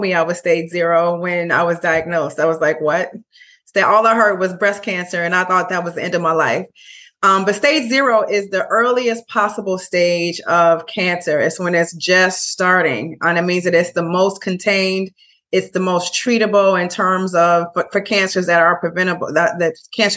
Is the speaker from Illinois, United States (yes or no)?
yes; Chicago, Illinois, United States; also born or lived in Brooklyn, New York; now in Bayonne, United States; I am from Chicago originally, but I lived in Brooklyn for 9.5 years and I now live in Bayonne, New Jersey.